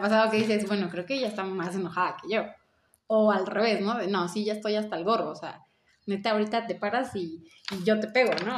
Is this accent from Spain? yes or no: no; Mexico City, Mexico; moved away as an adult; now in Chiapas, Mexico; Soy de la Ciudad de México, estudié leyes, migré para Chiapas